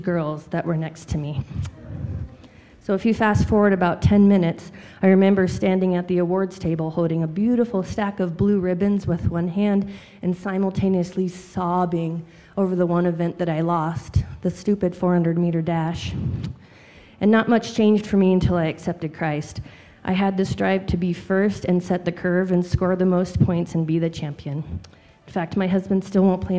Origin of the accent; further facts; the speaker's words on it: Powell, Wyoming, United States; I grew up in Wyoming in the Powell area